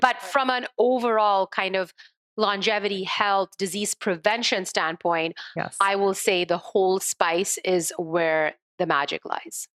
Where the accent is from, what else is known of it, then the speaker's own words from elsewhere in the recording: India; as a child growing up in India